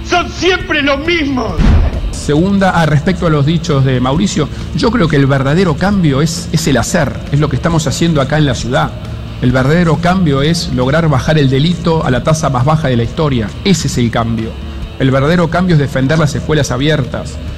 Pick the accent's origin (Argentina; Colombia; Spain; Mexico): Argentina; mi país